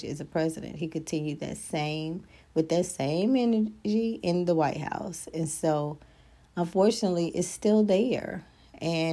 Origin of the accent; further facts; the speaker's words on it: United States; we're not born with as an American